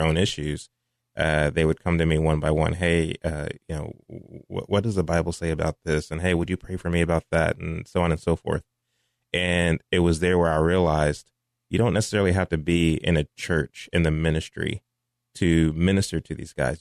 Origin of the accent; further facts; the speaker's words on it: Mansfield, Texas, United States; also born or lived in Fort Worth, Texas; raised in Mansfield, Texas, graduated from Mansfield High School in two thousand eight